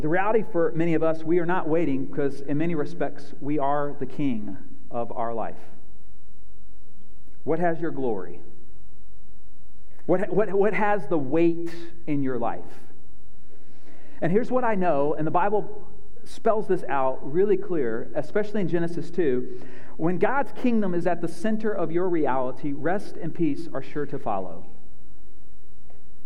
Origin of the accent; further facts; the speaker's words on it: North Carolina, United States; moved away; I grew up in North Carolina, born and raised